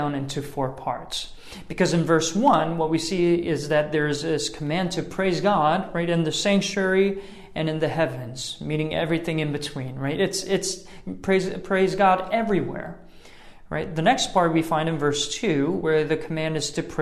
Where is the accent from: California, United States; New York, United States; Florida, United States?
New York, United States; New York City; I'm from New York City